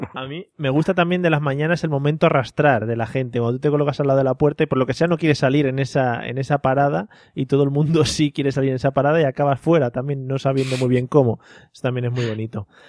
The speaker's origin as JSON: {"language": "Spanish", "town": "Madrid", "region": "Community of Madrid", "country": "Spain", "said": "los de Madrid siempre llevamos un bocata de calamares envuelto en albal"}